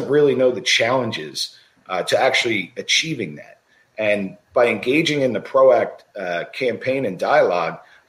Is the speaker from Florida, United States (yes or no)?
no; Pennsylvania, United States; I'm from Pennsylvania